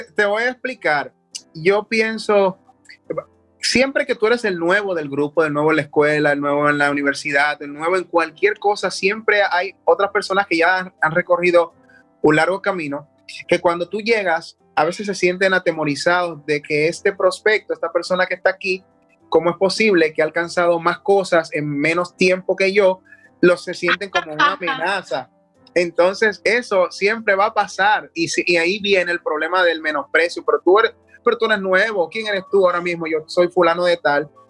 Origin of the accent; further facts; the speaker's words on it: Dominican Republic; obtuve premios en mi país, como el Premio Soberano, que es un premio secular bastante eh, importante acá.